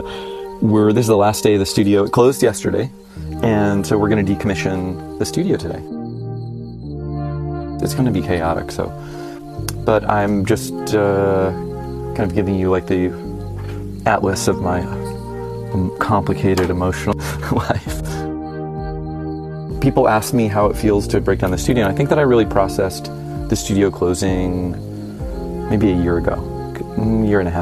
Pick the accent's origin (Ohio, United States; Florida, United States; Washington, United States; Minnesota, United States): Florida, United States; northern rural; now in San Francisco, United States; I grew up in Florida. In northern rural Florida, like Gainesville and Williston, Suwannee River, Jacksonville